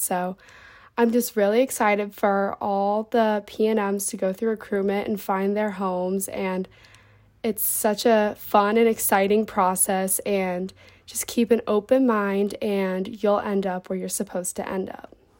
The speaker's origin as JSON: {"language": "English", "town": "Cincinnati", "region": "Ohio", "country": "United States", "said": "I'm from Cincinnati, Ohio"}